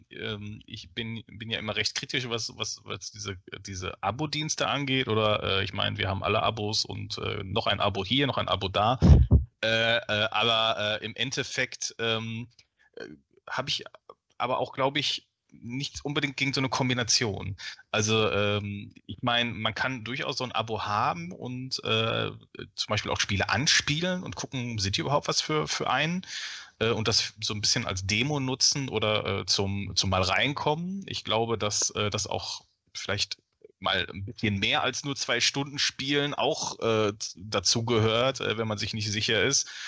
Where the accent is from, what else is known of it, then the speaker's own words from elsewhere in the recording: Ruhr area, North Rhine-Westphalia, Germany; ich komme aus dem Ruhrgebiet